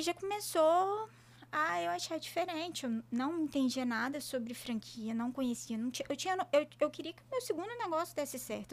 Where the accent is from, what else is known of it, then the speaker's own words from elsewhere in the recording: Colatina, Espírito Santo, Brazil; also born or lived in Juiz de Fora, Minas Gerais; eu sou do Espírito Santo, de Colatina